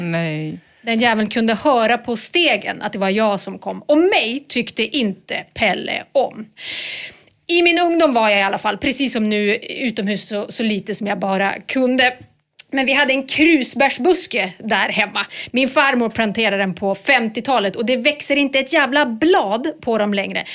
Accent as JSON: {"language": "Swedish", "region": "Norrland", "country": "Sweden", "tie": "born or raised there", "said": "det var djur lite överallt där jag växte upp"}